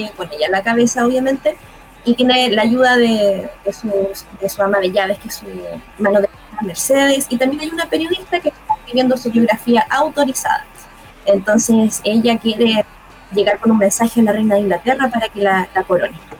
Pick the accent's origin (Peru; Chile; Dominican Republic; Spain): Chile; Concepción, Biobío; also born or lived in Santiago; yo soy de acá de Concepción